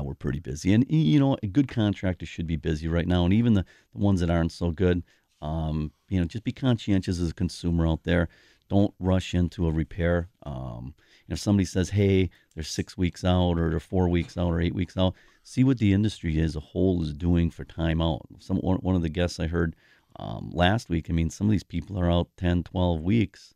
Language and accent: English; Milwaukee, Wisconsin, United States; I grew up in the South Side.